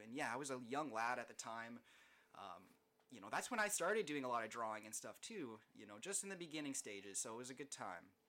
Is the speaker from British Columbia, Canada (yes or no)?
no; Niagara Falls, Ontario, Canada; also born or lived in Hamilton, Ontario / Toronto, Ontario; I was born in Hamilton, um, but I grew up in Niagara Falls. I've been here basically my whole life